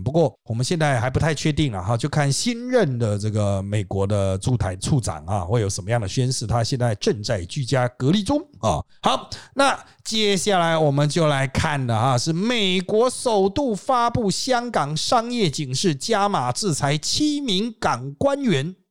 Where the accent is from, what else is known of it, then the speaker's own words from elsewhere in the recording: Taiwan; 我们台湾人